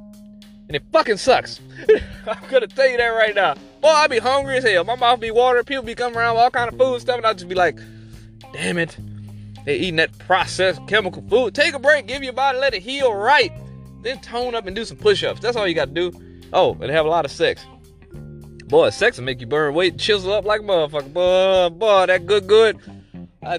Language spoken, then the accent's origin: English; the South, United States; I'm from the South, South.